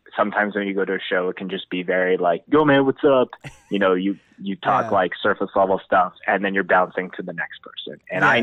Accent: Winnipeg, Manitoba, Canada; now in Calgary, Canada; I grew up in Winnipeg

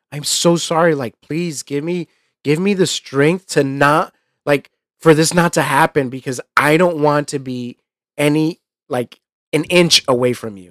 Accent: New York, United States; him and I were you know, essentially the same kid growing up in New York

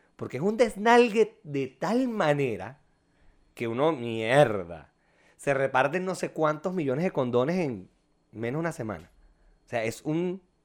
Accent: La Victoria, Aragua, Venezuela; moved away as an adult; also born or lived in Valencia, Venezuela

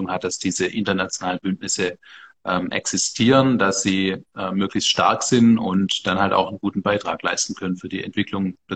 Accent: Bavaria, Germany; born there; Also ich bin gebürtiger Bayer, ich arbeite als CDUler in einem CSU-Ministerium

